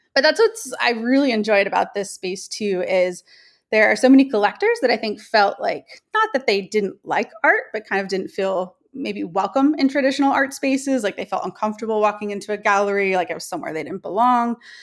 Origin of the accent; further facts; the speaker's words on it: Newport Beach, California, United States; also born or lived in Bay Area, California; I'm from Newport Beach, California, which is in Southern California.